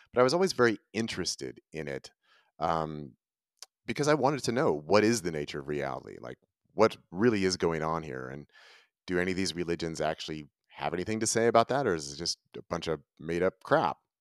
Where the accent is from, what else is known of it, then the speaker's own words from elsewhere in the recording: Northern California, United States; moved away as an adult; now in Ashland, United States; I was raised in Northern California